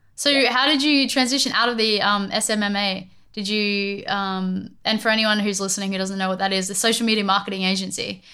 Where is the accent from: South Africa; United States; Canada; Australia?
Australia; i'm from australia